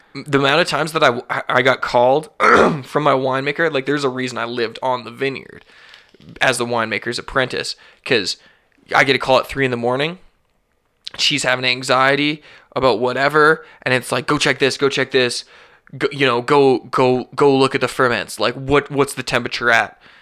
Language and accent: English; Alberta, Canada; I'm born and raised in Alberta. I'm a fucking Birda boy.